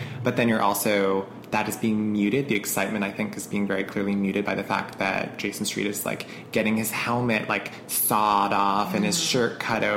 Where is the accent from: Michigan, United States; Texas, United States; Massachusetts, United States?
Massachusetts, United States; Canton; Dunkin' Donuts headquarters are in the town that I grew up